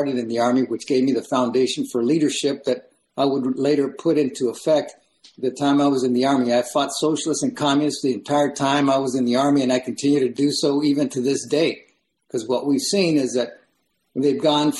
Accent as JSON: {"language": "English", "country": "Mexico", "tie": "born or raised there", "moved": "yes", "lives_now": "United States", "said": "I came from Mexico. I was raising a house with dirt floors and no running water, picking cotton at 10"}